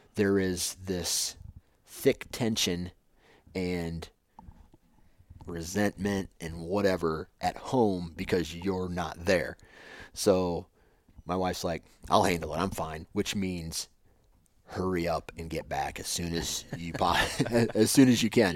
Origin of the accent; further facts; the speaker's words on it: Iowa, United States; I grew up one way in Iowa